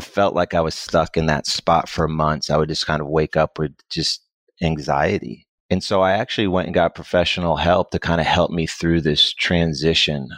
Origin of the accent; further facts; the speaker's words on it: Connecticut, United States; moved away as an adult; now in Dallas, United States; I'm originally from Connecticut, I came to Dallas when I was eighteen to go to school.